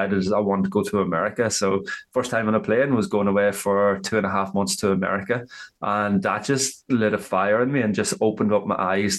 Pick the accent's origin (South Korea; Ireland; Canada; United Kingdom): Ireland; accent: Irish; moved away as an adult; now in Australia; I am from Ireland, obviously, with the accent. So I've been living over in Australia for the last 11 and a half years